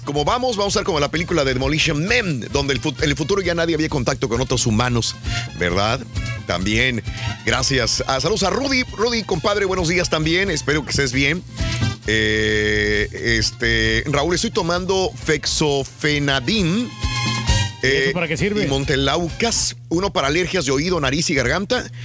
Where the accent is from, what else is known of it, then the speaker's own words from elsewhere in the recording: Mexico; now in United States; En México pues somos así querendones, apapachones, fajadores